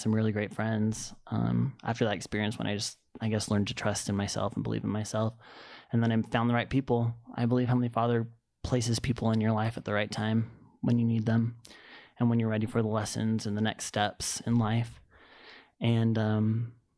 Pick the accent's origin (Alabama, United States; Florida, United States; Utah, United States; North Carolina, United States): Utah, United States; Sandy; I grew up in Sandy, Utah.